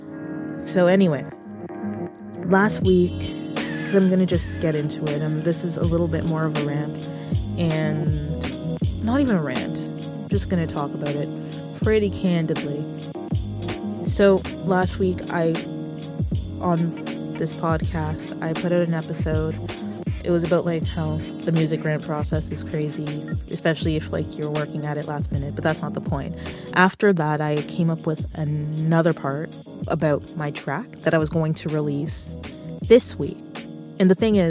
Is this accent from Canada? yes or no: yes; Canada; I'm a Canadian music creator